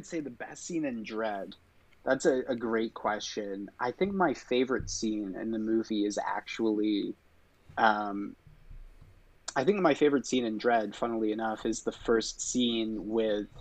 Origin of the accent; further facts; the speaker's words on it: England, United Kingdom; I grew up in England